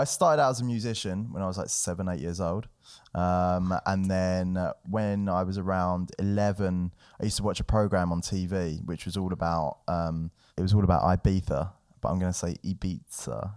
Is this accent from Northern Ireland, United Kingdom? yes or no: no; London, United Kingdom; growing up in London was cool